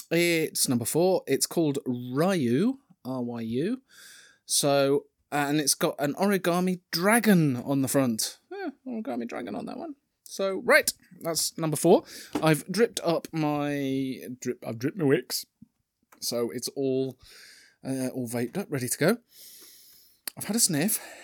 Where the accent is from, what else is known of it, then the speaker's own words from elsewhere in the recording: Yorkshire and the Humber, United Kingdom; I'm from Yorkshire